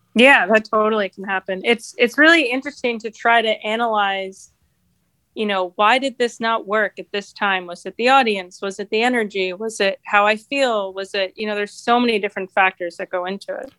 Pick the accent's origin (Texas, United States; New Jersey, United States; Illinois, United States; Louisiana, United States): New Jersey, United States; moved away as an adult; now in Rochester, United States; I grew up in New Jersey, really close to New York City